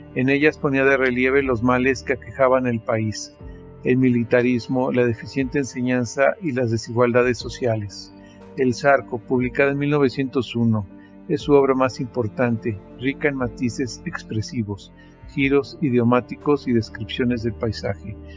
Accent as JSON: {"language": "Spanish", "country": "Mexico", "said": "soy mexicano, tengo 54 años y vivo en la ciudad de Toluca, México"}